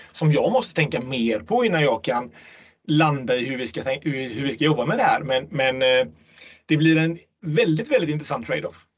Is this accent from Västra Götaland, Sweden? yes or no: yes; Gothenburg, Västra Götaland, Sweden; i Göteborg, min hemstad